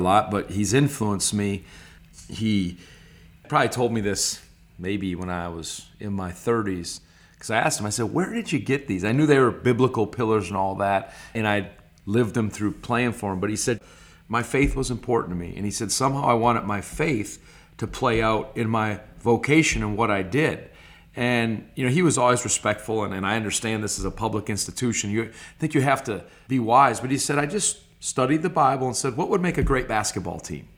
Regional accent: Stevens Point, Wisconsin, United States; also born or lived in Clintonville, Wisconsin / Green Bay, Wisconsin; the majority of my life was in Stevens Point, Wisconsin from first to ninth grade, and then we moved to Green Bay, Wisconsin, and then I was a high school and college player there

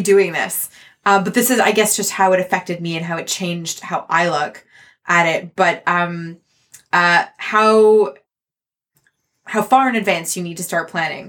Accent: Canada; I'm Canadian

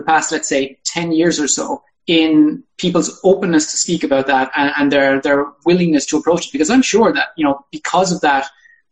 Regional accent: Ireland; now in United Kingdom; I'm from Ireland and I'm from a rural region in Ireland

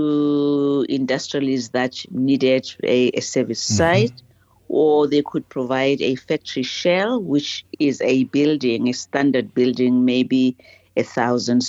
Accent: Lesotho; moved away as an adult; now in South Africa; I grew up in Lesotho

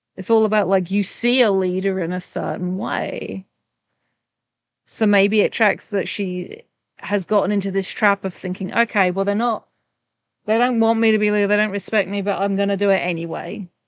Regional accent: England, United Kingdom; I'm English

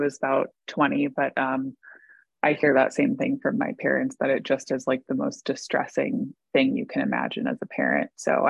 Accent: East Coast, United States; we're originally from the East Coast and my mom grew up in Connecticut

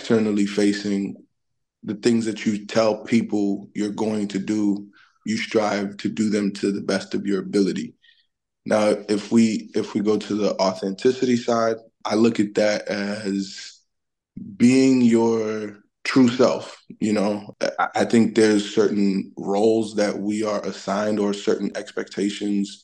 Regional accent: New York City, New York, United States; I'm originally from Brooklyn, New York. My family and I are of Haitian descent

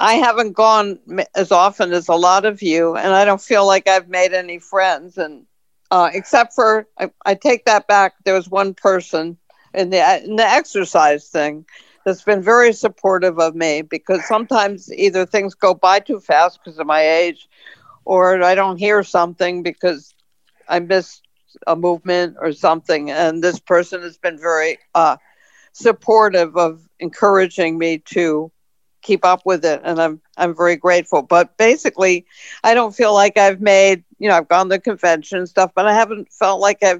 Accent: Hartford, Connecticut, United States; I'm from Hartford originally, you know, so I grew up in Hartford

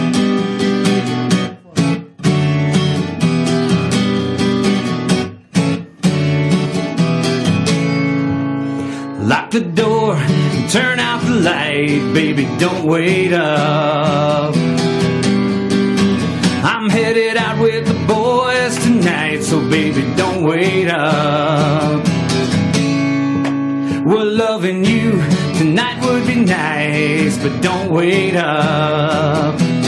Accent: Mattoon, Illinois, United States; moved away as an adult; also born or lived in Atlanta; I moved back home with my parents in a small town called Mattoon, Illinois, which is a town of about 20,000 people

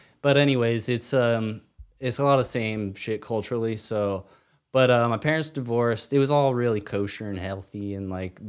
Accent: Maryland, United States; I just like if that hadn't happened growing up in Maryland, like I wouldn't have had the opportunities musically.

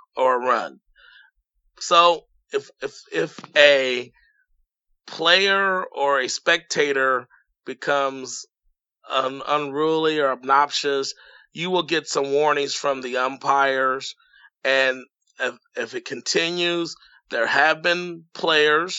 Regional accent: Indianapolis, Indiana, United States; I'm from Indianapolis

